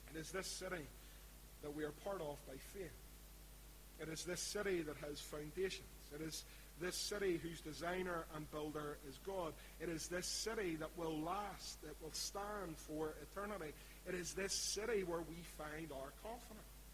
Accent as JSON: {"language": "English", "town": "Belfast", "region": "Northern Ireland", "country": "United Kingdom", "accent": "East Belfast", "said": "my East Belfast accent"}